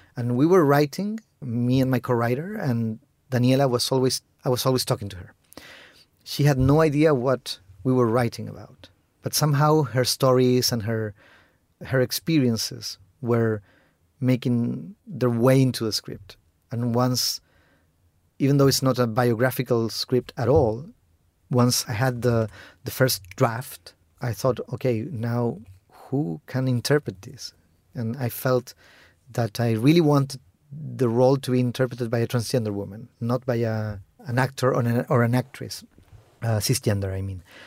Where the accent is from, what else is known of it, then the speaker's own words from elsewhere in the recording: Chile; first language Spanish; English is a second language; also born or lived in Argentina; I grew up in Chile